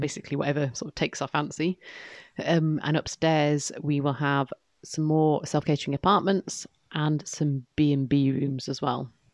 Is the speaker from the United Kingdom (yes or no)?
yes; York, Yorkshire and the Humber, United Kingdom; also born or lived in East Lothian; now in Moray, United Kingdom; as a little girl growing up in York